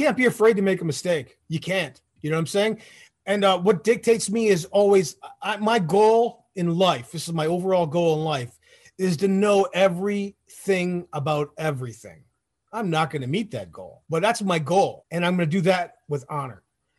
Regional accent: Detroit, Michigan, United States; born there; also born or lived in Toronto, Canada / Florida; Like we talked about, like I was born in Detroit, right? But it's like I moved to Toronto. So I went from Detroit to Toronto, back to Detroit to Florida, back to Detroit again, and then the Army.

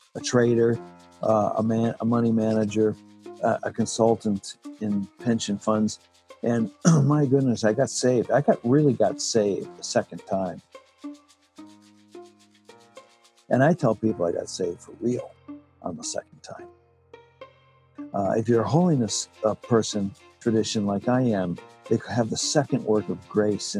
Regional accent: Canada; now in United States; I grew up in Canada

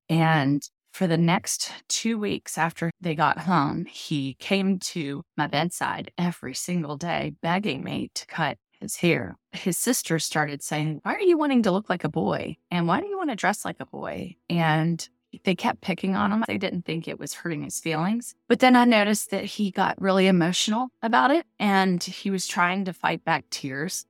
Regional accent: Tennessee, United States; moved away as an adult; also born or lived in New York City / Bronxville, New York; now in Charleston, United States; I grew up in Tennessee

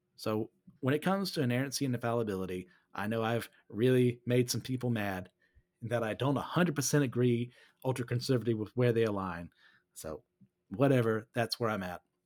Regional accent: United States; I'm from America

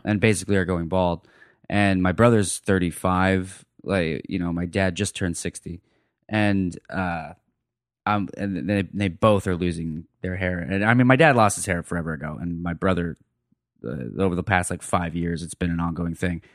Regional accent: Phoenix, Arizona, United States; moved away as an adult; also born or lived in Ohio / Greenville, Ohio; now in Austin, United States; I was born in Ohio, raised in Phoenix

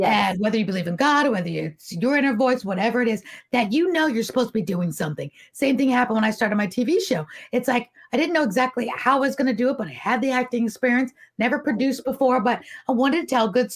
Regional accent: New York City, New York, United States; I was brought up in New York City

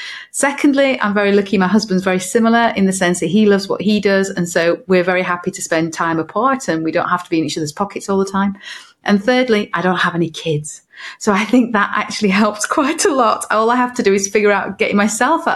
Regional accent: north of England, United Kingdom; now in Cardiff, United Kingdom; I'm from Cardiff, originally from the north of England

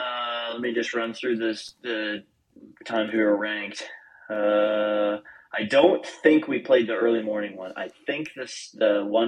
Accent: Canada; I'm biased being Canadian

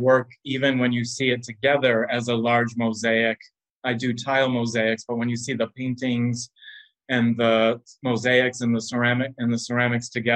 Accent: Connecticut, United States; also born or lived in California; now in Brooklyn, United States; I did ceramics as a kid in Connecticut. There was a pottery studio on what was Center Street in my hometown

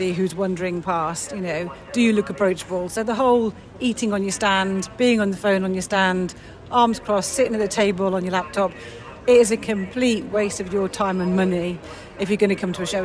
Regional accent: United Kingdom; we're very British

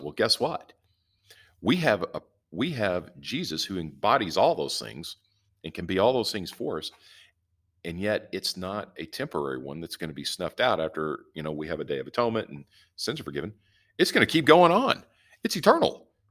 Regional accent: the South, United States; I'm from the South

